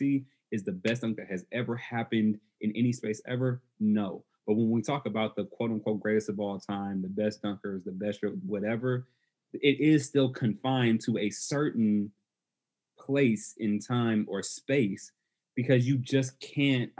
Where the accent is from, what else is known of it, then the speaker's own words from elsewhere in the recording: Oakland, California, United States; I'm from Oakland